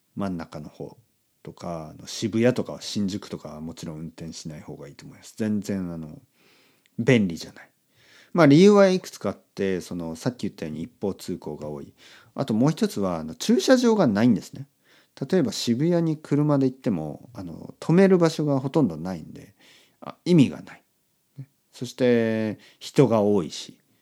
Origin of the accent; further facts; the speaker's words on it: Oita, Japan; 福岡からあの僕の出身の大分